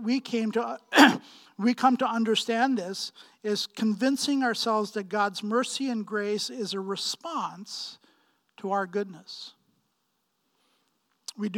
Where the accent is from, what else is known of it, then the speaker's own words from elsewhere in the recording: Pakistan; moved away; I'm from Pakistan. Right, I grew up in Pakistan and was born and bred there, and 6 miles from the Indian border